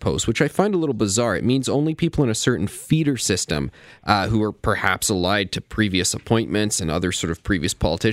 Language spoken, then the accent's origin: English; Ontario, Canada; The reason I'm a Canadian, not British, is because my dad, when he was in his 20s, came over here to work in small town Ontario at the Bruce Nuclear Power Plant